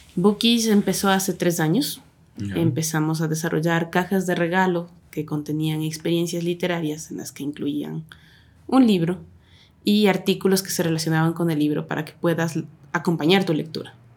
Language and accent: Spanish; Ecuador; also born or lived in Quito; Soy nacida en Quito, pero en Bateñita porque me crié ahí.